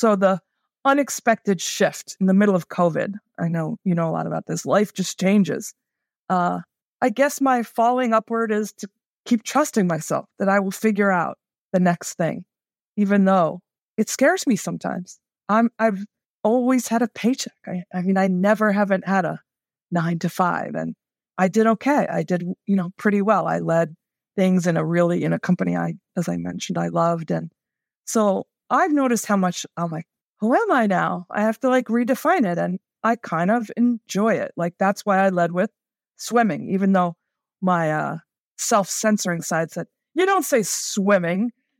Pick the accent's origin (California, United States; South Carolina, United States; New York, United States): New York, United States; New York City; also born or lived in Elkton, Maryland; I came from New York City to Elkton, Maryland